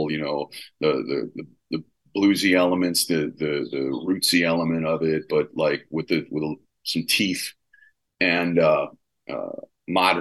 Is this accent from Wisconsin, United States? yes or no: yes; Milwaukee, Wisconsin, United States; now in Los Angeles, United States; I grew up in Milwaukee, like in Wisconsin and then Milwaukee.